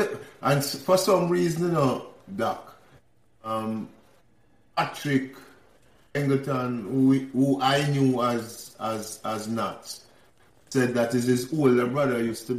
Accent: Kingston, Jamaica; I grew up on Pantry Pant Avenue with your dad.

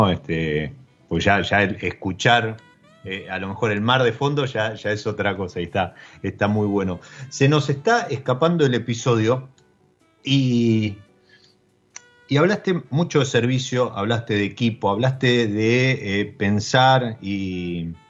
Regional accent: Argentina; te preguntan de dónde sos, vos decís Argentina, entonces estás representando a nuestro país

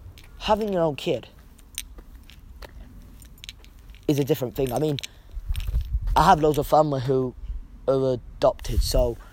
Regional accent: Hyde, North West England, United Kingdom; I grew up in Hyde, and I love Hyde.

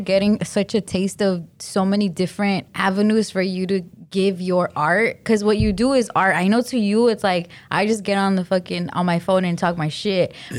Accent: Glendale, California, United States; And I'm from Glendale.

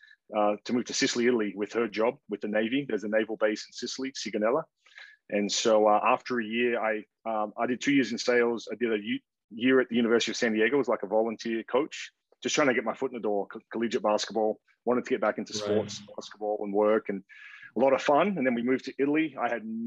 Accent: Perth, Western Australia, Australia; moved away as an adult; also born or lived in Canberra, Australia / Missouri, United States / Oregon, United States; born and raised in Perth, Australia. Grew up there, played all my junior basketball

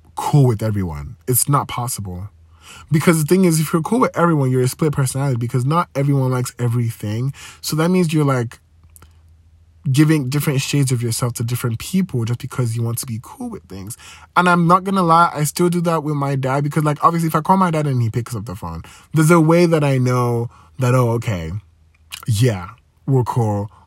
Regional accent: Nigeria; growing up in Nigeria, you know, religion, Christianity

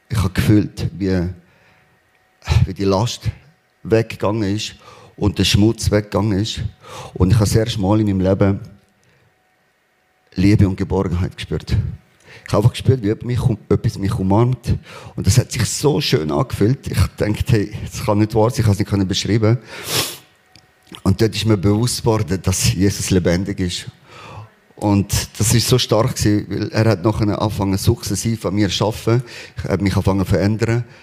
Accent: Spain; Ähm, ich bin in Spanien aufgewachsen. Wir sind sehr arm aufgewachsen.

